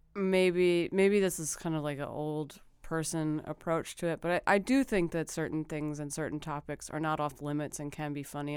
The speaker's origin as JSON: {"language": "English", "town": "Philadelphia", "region": "Pennsylvania", "country": "United States", "moved": "yes", "said": "I'm from Philadelphia. I usually go home, uh, to my parents' house"}